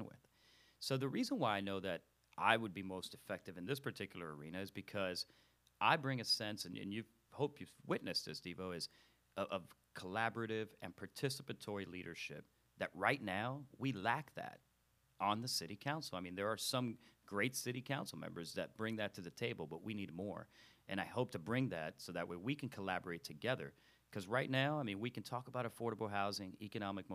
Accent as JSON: {"language": "English", "town": "Miami", "region": "Florida", "country": "United States", "tie": "born or raised there", "moved": "as an adult", "lives_now": "Charlotte, United States", "said": "I grew up in Miami"}